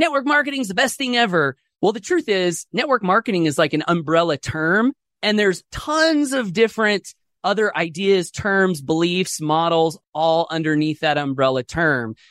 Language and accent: English; Southeast Idaho, United States; I grew up here in Southeast Idaho, single parent family